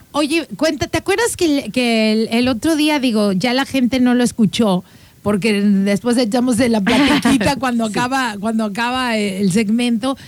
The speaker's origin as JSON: {"language": "Spanish", "country": "Mexico"}